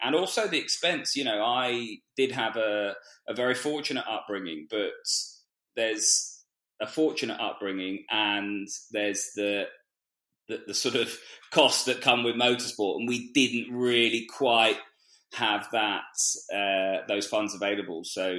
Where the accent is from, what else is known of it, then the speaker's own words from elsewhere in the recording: Twickenham, London, United Kingdom; So born and bred Twickenham and went to school there.